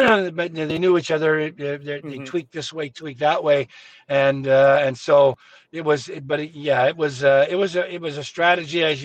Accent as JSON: {"language": "English", "town": "Winnipeg", "region": "Manitoba", "country": "Canada", "tie": "born or raised there", "said": "I grew up in Winnipeg and I was still living here and playing here"}